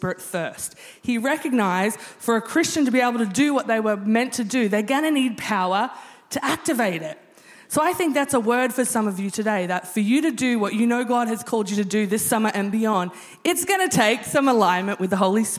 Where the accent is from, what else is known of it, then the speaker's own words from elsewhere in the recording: Australia; being Australian